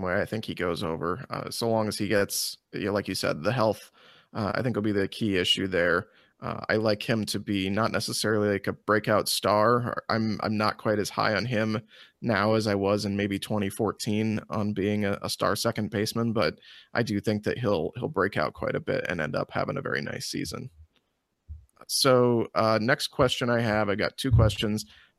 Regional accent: Illinois, United States; I've been on record before, because I grew up in Central Illinois.

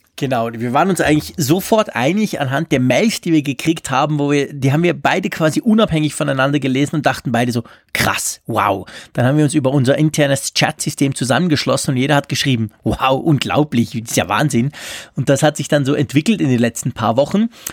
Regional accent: Switzerland; als Schweizer

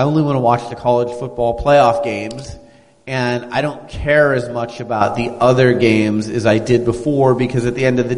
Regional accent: Oregon, United States; I'm a West Coast guy. I'm from Oregon

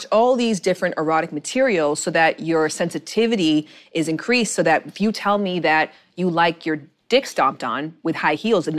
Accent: Canada; But I'm also Canadian, and Canadians are very strict about shoes in the house.

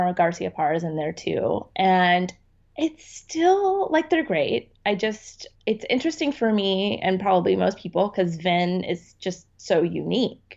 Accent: Dallas, Texas, United States; when I was a kid, I grew up in Dallas

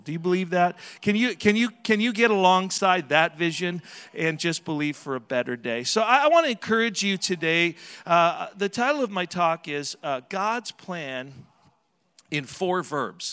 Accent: Southern Alberta, Canada; now in Edmonton, Canada; I was raised in Southern Alberta

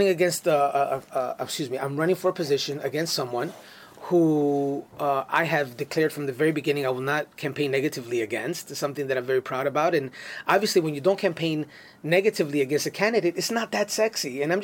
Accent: New York City, New York, United States; growing up in the Bronx

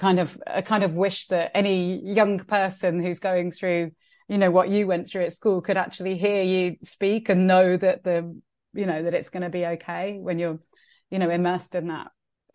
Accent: Wirral, North West England, United Kingdom; I mean, I love Liverpool. I'm from the Wirral, and my dad moved to Liverpool in the 60s when he came over from Fiji

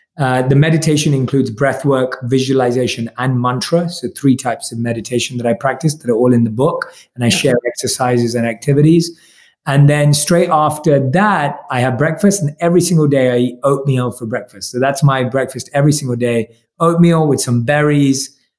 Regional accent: India; Obviously, I'm Indian, so I usually love a good Indian vegetable curry

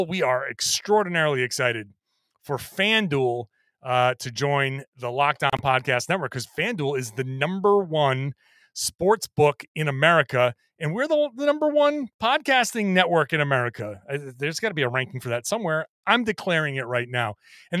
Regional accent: Boston, Massachusetts, United States; I grew up in the Boston area

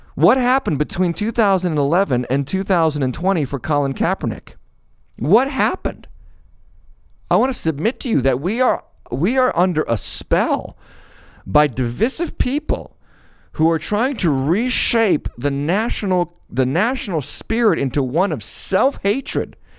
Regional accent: United States; my, my, uh, experience in being an American

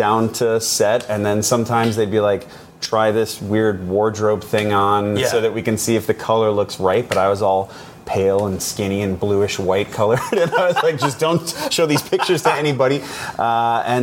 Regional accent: Grove, Illinois, United States; moved away as an adult; now in Los Angeles, United States; Grove, Illinois. So it's like 20 minutes outside of Chicago

